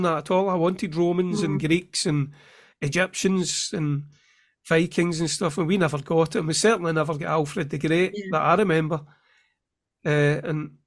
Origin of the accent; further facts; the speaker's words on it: Scotland, United Kingdom; also born or lived in Clydebank; me being Scottish, I'd never had those lessons